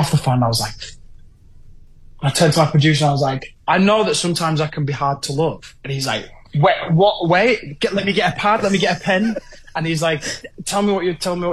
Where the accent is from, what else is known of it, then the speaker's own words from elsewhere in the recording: Hull, Yorkshire and the Humber, United Kingdom; my hometown of Hull